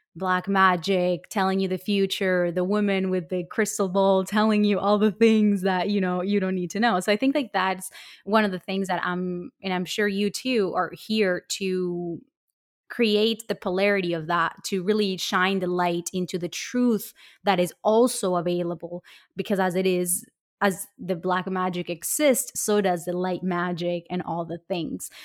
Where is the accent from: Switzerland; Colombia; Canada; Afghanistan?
Colombia; I come from Colombia